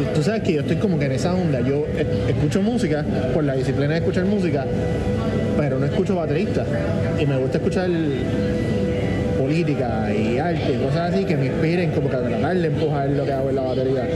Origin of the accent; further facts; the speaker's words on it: San Juan, Puerto Rico; yo recuerdo creciendo yo vivía en Country Club